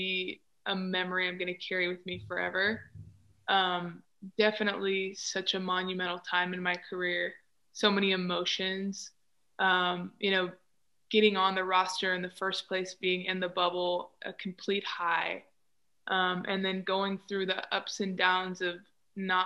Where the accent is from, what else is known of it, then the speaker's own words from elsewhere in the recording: United States; I was from America